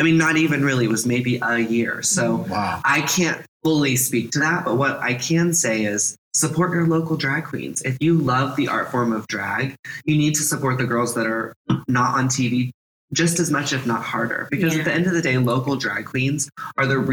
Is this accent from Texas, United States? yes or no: yes; Texas, United States; moved away; also born or lived in California / Oak Cliff, Dallas, Texas; I grew up in Texas